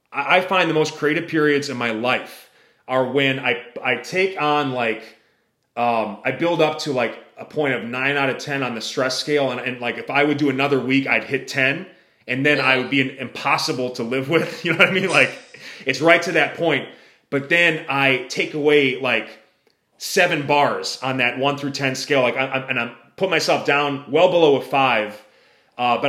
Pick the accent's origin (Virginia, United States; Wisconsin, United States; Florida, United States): Wisconsin, United States; I'm from the Midwest, from Wisconsin